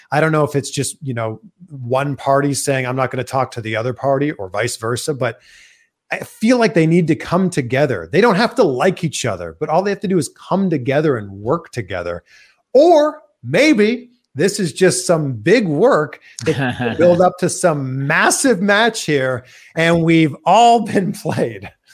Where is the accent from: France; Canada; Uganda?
Canada; Toronto, Ontario; moved away; we're both from Toronto